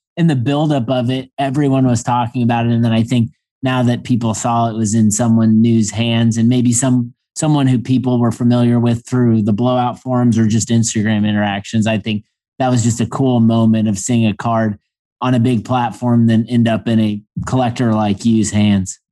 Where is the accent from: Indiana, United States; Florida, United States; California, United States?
Indiana, United States; growing up in Indiana